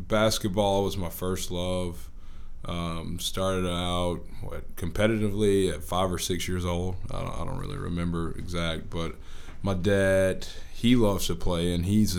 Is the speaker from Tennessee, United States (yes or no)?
no; Birmingham, Alabama, United States; I'm from Birmingham. Went to Homewood High School, Homewood School System product